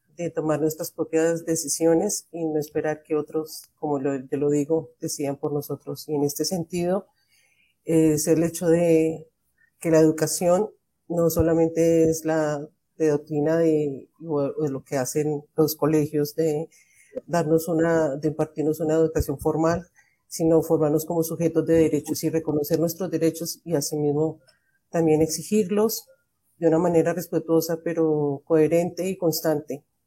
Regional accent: Colombia

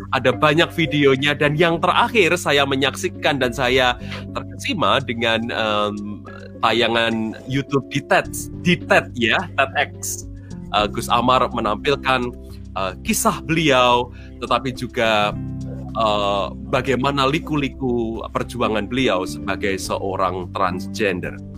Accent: Central Java, Indonesia; sebenarnya sama dengan saya asalnya dari Jawa Tengah

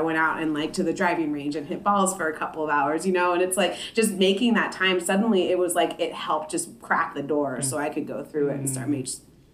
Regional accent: Oildale, California, United States; moved away as an adult; now in Sacramento, United States; I grew up in Oildale, and this is something that still impacts my family down there

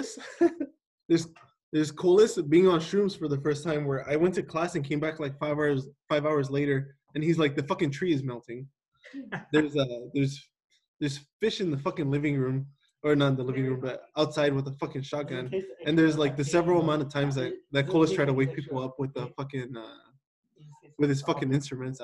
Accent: Salinas, California, United States; I grew up in Salinas, California, where gang violence is pretty normal

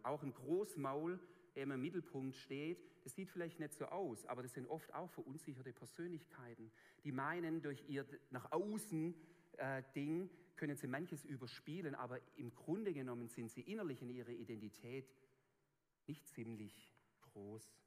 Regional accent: a Swabian village, Germany; accent: Swabian; in meinem Dorf, wo ich aufgewachsen bin

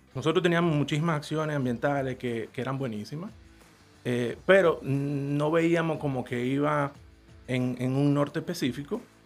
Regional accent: Dominican Republic; como dominicano

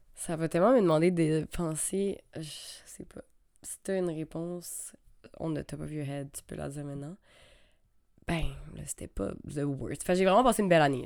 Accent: Quebec, Canada; also born or lived in Australia; d'avoir quitté l'Australie, de revenir au Québec

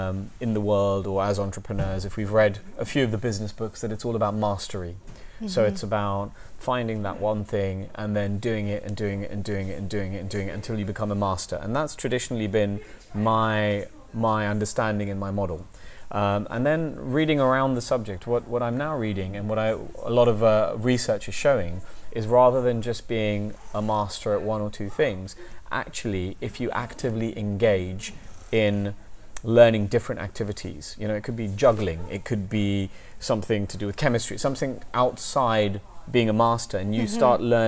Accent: India; now in London, United Kingdom; I grew up in India, I was born in India, I grew up in India

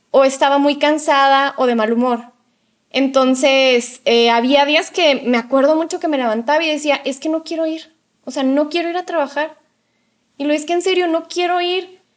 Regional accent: Mexico; en mi caso como mujer mexicana

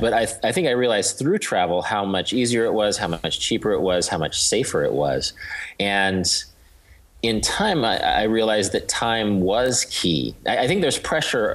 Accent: Wichita, Kansas, United States; I'm from Kansas. I grew up in Wichita, which is uh, sort of an industrial town of about 300,000 in south central part of the state.

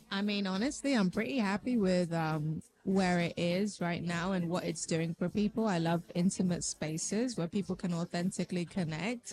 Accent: London, United Kingdom; I born and raised in London, so an East African and Haitian parents.

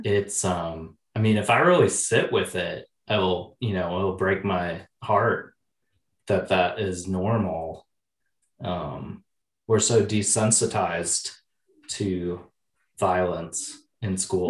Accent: Oshkosh, Wisconsin, United States; I grew up in Oshkosh, Wisconsin.

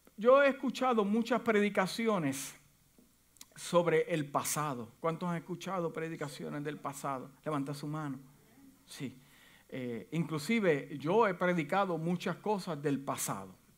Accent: Puerto Rico; moved away as an adult; yo llegué de, la isla de Puerto Rico en el 1900, wow, 1900. En el 1991, yo la pasé fuerte porque es un choque de cultura

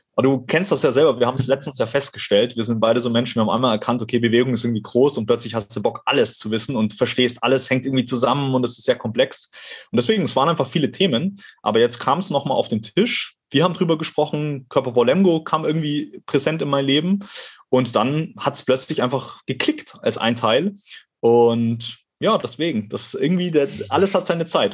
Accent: Ottmarshausen, Bavaria, Germany; now in Cologne, Germany; ich bin mal wieder in meiner Heimat, in meinem Heimathaus sozusagen

